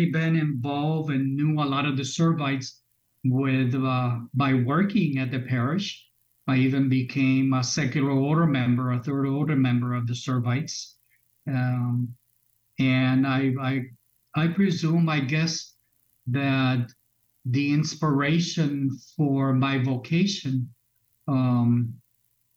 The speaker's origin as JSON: {"language": "English", "town": "Arecibo", "country": "Puerto Rico", "tie": "born or raised there", "also_born_or_lived": "Springfield, Massachusetts / Kissimmee, Florida", "moved": "as an adult", "lives_now": "Chicago, United States", "said": "I am Puerto Rican. I was born in Puerto Rico, in the city of Arecibo, Puerto Rico. And I came to this country when I was a young 9-year-old and settled in Springfield, Massachusetts. And then at some point, my family returned to Puerto Rico, where I finished high school in Puerto Rico"}